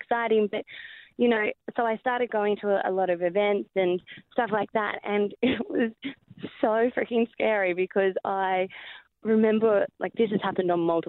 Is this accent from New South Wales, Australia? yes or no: yes; Wagga Wagga, New South Wales, Australia; also born or lived in Holbrook / Bendigo; Yeah, and Holbrook and Baxmarsh and Bendigo, but originally Wagga. So a lot of country towns.